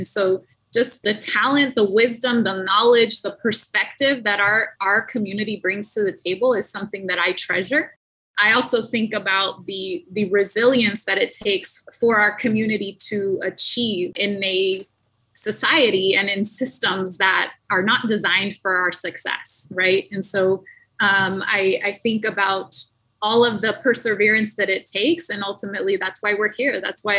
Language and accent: English; Yuma, Arizona, United States; now in Phoenix, United States; I, too, was born and raised in Yuma. I now live up in Phoenix